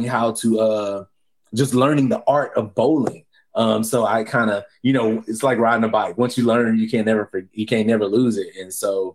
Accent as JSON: {"language": "English", "town": "Houston", "region": "Texas", "country": "United States", "tie": "born or raised there", "also_born_or_lived": "Bellville, Texas", "moved": "as an adult", "lives_now": "Bridgeport, United States", "said": "I'm from Texas. I'm from Houston. I was born in Belleville, Texas, hour from Houston"}